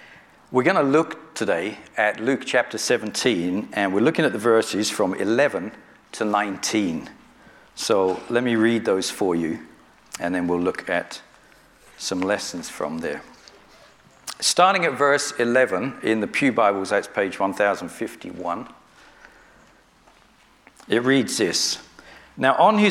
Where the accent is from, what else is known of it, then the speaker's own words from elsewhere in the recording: Northwood Hills, London, United Kingdom; now in Hayes, United Kingdom; though I grew up in London. I grew up in Hillingdon. I live in Hillingdon now. We live in Hayes.